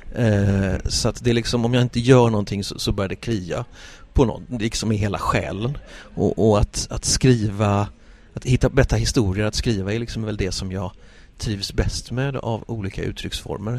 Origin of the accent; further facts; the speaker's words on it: Gothenburg, Västra Götaland, Sweden; jag är göteborgare, eh, av födsel och, eh, vana